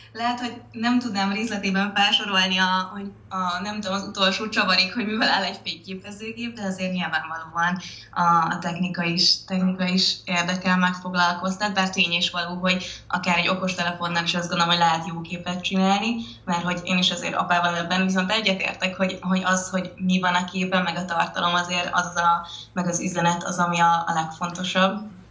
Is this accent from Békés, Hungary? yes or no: yes; Békéscsaba, Békés, Hungary; moved away as an adult; now in London, United Kingdom; 18 éves koromig vidéken álltam, és nagyon boldog vagyok, hogy itt nőttem fel